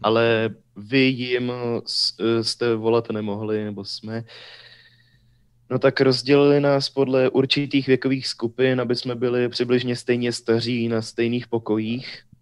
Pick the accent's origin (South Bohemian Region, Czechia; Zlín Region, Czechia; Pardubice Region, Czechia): Pardubice Region, Czechia; Ústí nad Orlicí; born or raised there; also born or lived in Hradec Králové